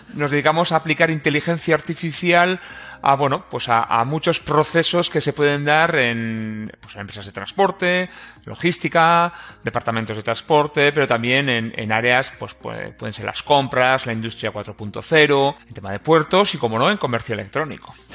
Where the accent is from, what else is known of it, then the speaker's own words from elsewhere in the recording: Irún, Basque Country, Spain; Yo soy de Irún